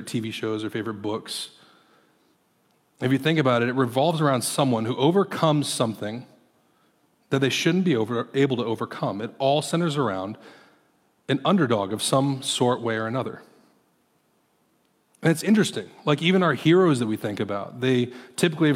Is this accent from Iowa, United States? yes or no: yes; Iowa, United States; moved away; I'm from Iowa originally